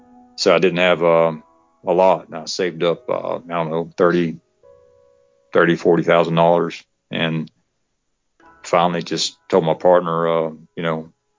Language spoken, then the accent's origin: English; west of Atlanta, Georgia, United States; we opened this new franchise out in west of Atlanta